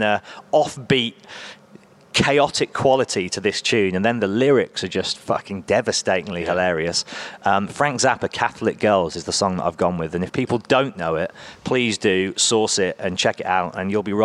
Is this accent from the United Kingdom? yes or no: yes; Birmingham, West Midlands, United Kingdom; you're from England, where are you from? And I say Birmingham without a doubt every time